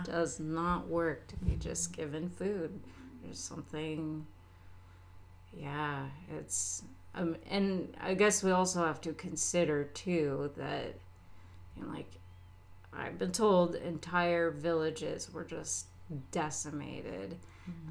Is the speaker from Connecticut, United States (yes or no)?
no; Alaska, United States; moved away; I'm far away from Alaska now